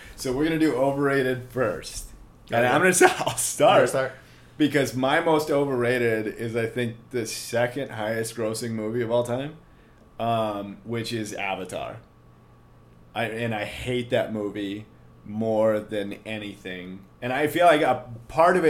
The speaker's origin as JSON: {"language": "English", "country": "United States", "said": "I'm an American"}